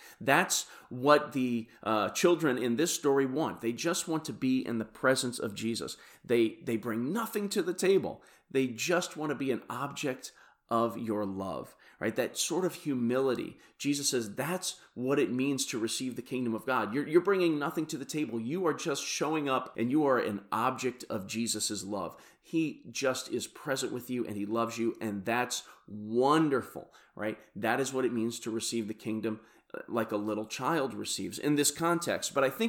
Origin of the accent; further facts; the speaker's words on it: Kansas City, Missouri, United States; Like I said … from Kansas City, Missouri, and I hope you have a bles